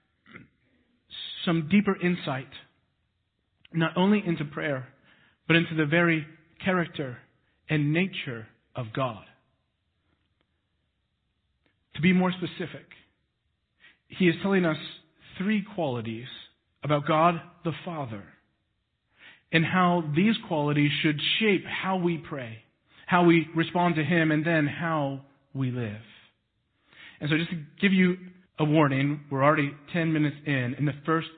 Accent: Texas, United States; now in Missouri, United States; I was born in Texas

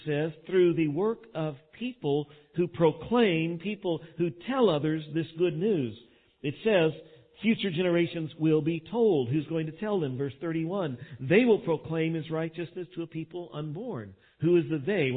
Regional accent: Texas, United States; being a Texan

